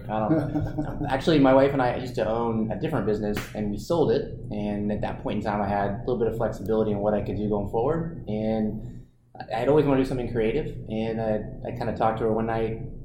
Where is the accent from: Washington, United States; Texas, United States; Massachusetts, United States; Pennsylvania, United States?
Texas, United States; New Braunfels; A brewery in my hometown